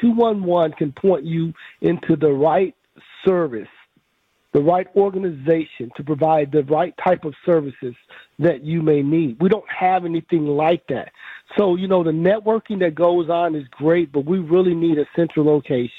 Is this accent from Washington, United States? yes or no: no; Memphis, Tennessee, United States; now in Milwaukee, United States; I grew up in Memphis, Tennessee